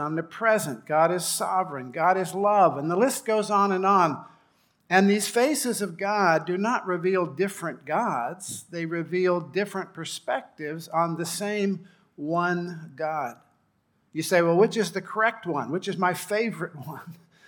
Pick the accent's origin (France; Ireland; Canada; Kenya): Kenya; Rift Valley; I grew up in Kenya on the edge of the Rift Valley. In front of our house was a perfectly formed volcano or caldera called Mount Longonot.